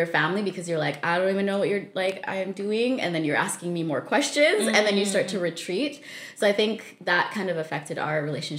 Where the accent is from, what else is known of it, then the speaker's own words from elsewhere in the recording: Saskatchewan, Canada; also born or lived in Zambia; now in British Columbia, Canada; So I was born in Zambia. We left when I was 5 with my family, and then we lived there for about 5.5 years. And then we moved to Saskatchewan for about 9 years.